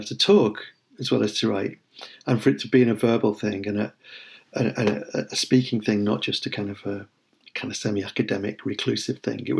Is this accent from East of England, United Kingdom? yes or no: no; Liverpool, North West England, United Kingdom; I mean, I'm Liverpool Irish, and Liverpool has always had that very strong connection.